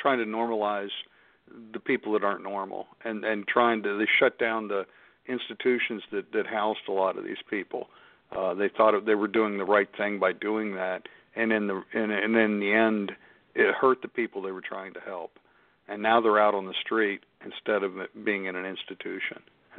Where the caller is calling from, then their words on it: Pittsburgh, Pennsylvania, United States; I'm calling from Pittsburgh